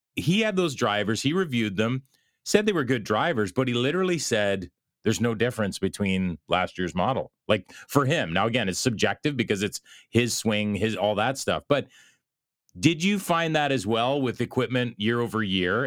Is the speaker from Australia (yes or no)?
no; Belleville, Ontario, Canada; here in my hometown of Belleville, Ontario, Canada